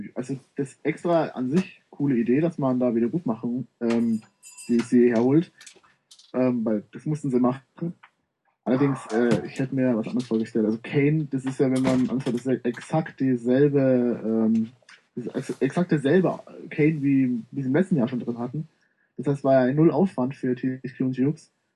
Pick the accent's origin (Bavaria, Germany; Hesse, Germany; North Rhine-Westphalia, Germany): Bavaria, Germany; Munich; komme aus dem schönen München